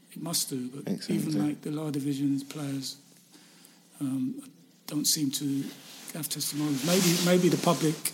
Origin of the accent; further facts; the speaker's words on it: London, United Kingdom; I was born in London. I wanted to live in and around London